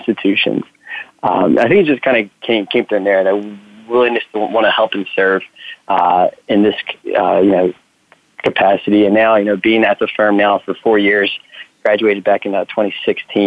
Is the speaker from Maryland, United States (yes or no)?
no; New Jersey, United States; also born or lived in Philadelphia; I'm from the Northeast, born in New Jersey